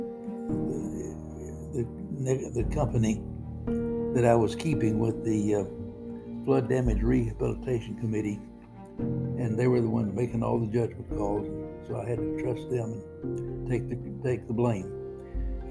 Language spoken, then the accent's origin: English; 20 miles from Port Arthur, Texas, United States; Port Arthur, Texas, just 20 miles from my hometown